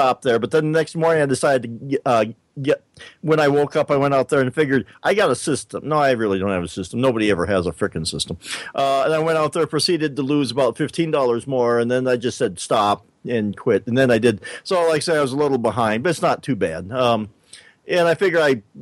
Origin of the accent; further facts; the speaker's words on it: South Dakota, United States; maybe I shouldn't be so hard on my home state here, but I always thought of South Dakota